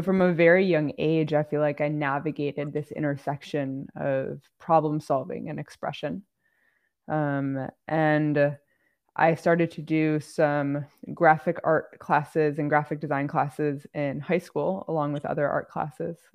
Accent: outside Chicago, Illinois, United States; I grew up outside Chicago

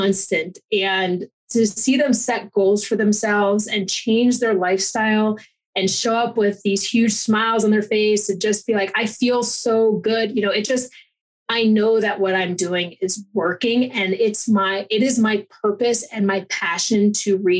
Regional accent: East Coast, United States; moved away as an adult; also born or lived in Fort Lauderdale, Florida; now in Colorado, United States; I'm an East Coast Italian

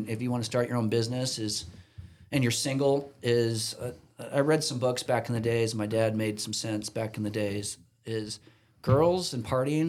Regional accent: Southern California, United States; we grew up in SoCal.

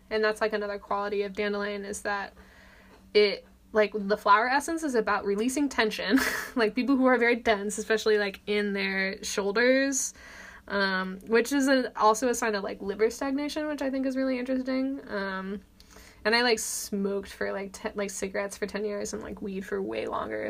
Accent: Orange County, California, United States; I grew up in Orange County, there's not almost any like public wild spaces at all

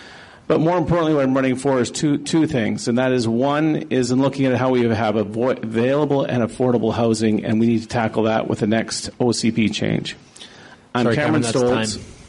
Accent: Prince George, British Columbia, Canada; I grew up here in Prince George. I lived down in the Sunrise Trailer Court.

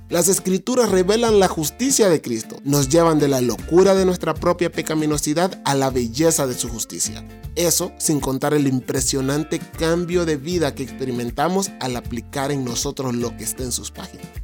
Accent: Honduras; y los hondureños tenemos una forma particular de hablar. Pero si vos me estás escuchando desde Honduras, sabes que mi forma de hablar ya no se parece a la forma de hablar de los hondureños.

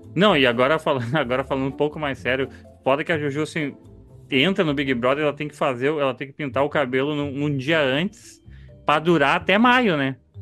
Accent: Brazil; Somos brasileiros

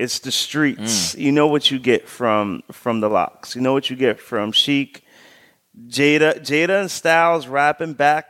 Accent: Yonkers, New York, United States; also born or lived in Jamaica, Queens; Man, I am originally from Yonkers, YO.

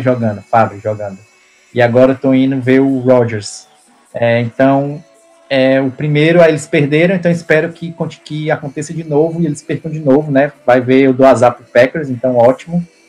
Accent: Brazil; now in Canada; eu sou do Brasil

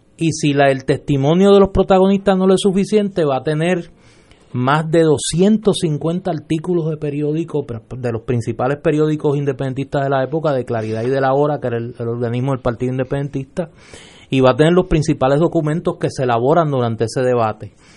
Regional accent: Puerto Rico; puertorriqueñas y puertorriqueños

